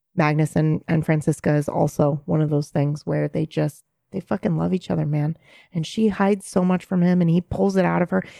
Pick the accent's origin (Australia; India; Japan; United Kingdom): Japan; moved away; when I was there, growing up there